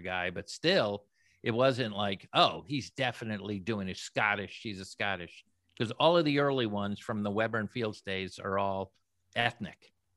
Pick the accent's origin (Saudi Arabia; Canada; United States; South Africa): United States; Florida; moved away; I actually grew up in Florida, not in California